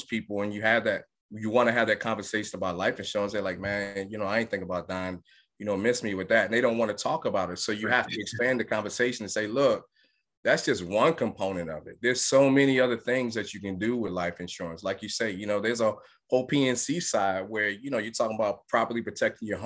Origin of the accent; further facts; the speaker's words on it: New York City, New York, United States; now in Atlanta, United States; I grew up in Brooklyn, New York